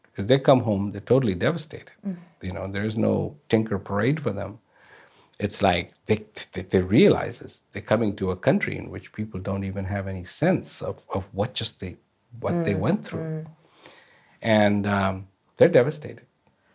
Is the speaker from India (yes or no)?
yes; India; now in Australia; I was born in India